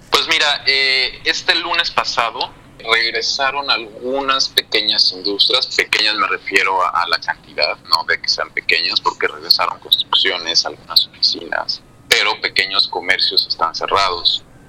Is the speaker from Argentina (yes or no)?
no; Mexico; moved away as an adult; now in Madrid, Spain; yo ahora estoy viviendo eh, en Madrid, como mencionaba yo, yo soy de México